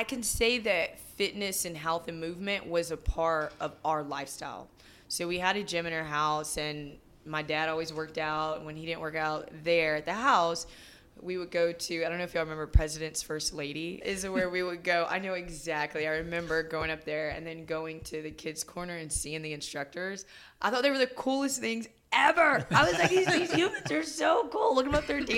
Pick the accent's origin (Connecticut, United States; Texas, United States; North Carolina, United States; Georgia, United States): Texas, United States; Friendswood; also born or lived in Houston / Dallas / Austin; I grew up in the Friendswood area, so south, kind of the suburbs there